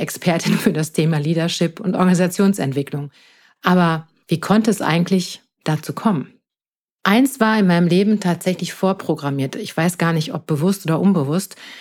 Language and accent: German; Münster, North Rhine-Westphalia, Germany; moved away as an adult; now in Palatinate, Germany; ich bin in Münster in Nordrhein-Westfalen geboren und lebe jetzt seit sechs Jahren im Exil, wie ich immer so schön sage, in der schönen Pfalz